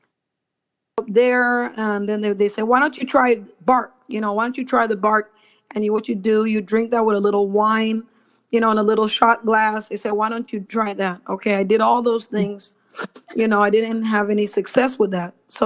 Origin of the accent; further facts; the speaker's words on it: Belize; I was born in Belize